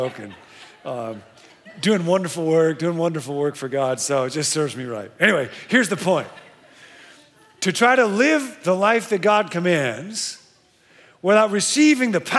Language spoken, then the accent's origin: English; Rockford, Illinois, United States; I grew up in Rockford, Illinois.